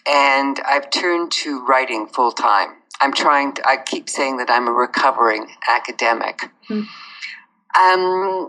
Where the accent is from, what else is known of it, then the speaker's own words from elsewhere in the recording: Canada; born there; moved away; I was born in Canada, but I haven't lived there for 25 years because it's too cold.